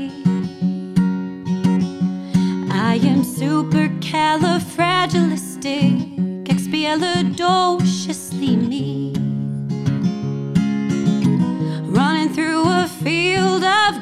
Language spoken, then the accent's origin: English; Ortonville, Michigan, United States; I grew up out in Ortonville